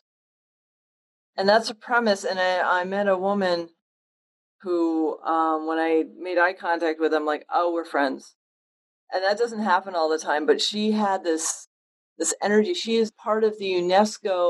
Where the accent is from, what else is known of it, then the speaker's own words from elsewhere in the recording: Western Connecticut, United States; growing up in Western Connecticut, not Eastern Connecticut where you are, but Western Connecticut